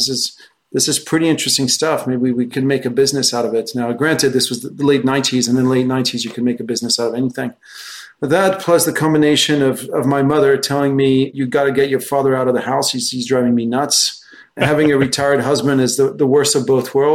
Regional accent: France; moved away as an adult; also born or lived in United States; I'm French originally. I grew up in France.

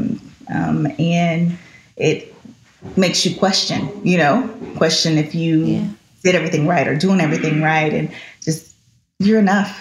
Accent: Shreveport, Louisiana, United States; moved away; I grew up in Shreveport

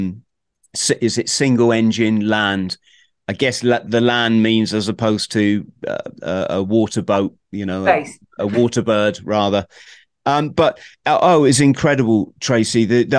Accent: Plymouth, South West England, United Kingdom; my hometown, being a military, you know, Plymouth, being a military place

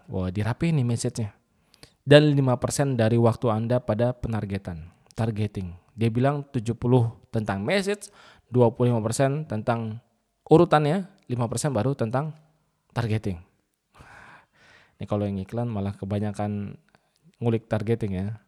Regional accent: Indramayu, West Java, Indonesia; dia nggak tahu kalau saya dari Indramayu.

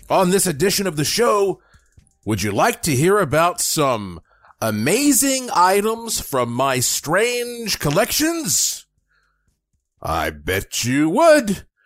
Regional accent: Asheville, North Carolina, United States; moved away as an adult; now in Las Vegas, United States; in Asheville, North Carolina, my hometown. And of course, I live in Las Vegas now.

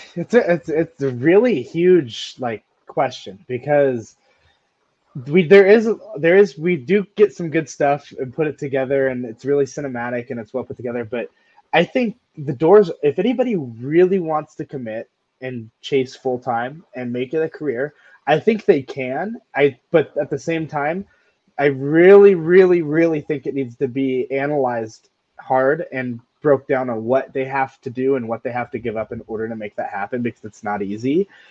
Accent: Montana, United States; moved away; I'm from Montana, so we don't really see a lot of tornadoes up there

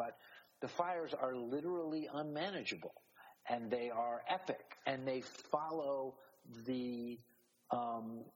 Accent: Miami, Florida, United States; I grew up in Miami.

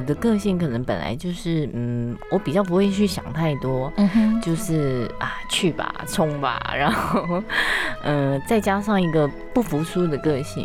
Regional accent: Taiwan; moved away as an adult; also born or lived in Japan; 我小时候也都是吃台式面包长大

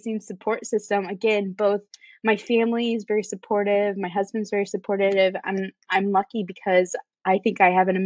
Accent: Indiana, United States; moved away as an adult; also born or lived in Chicago; now in Charleston, United States; I was born and raised in Indiana, but now I live in Charleston with my husband

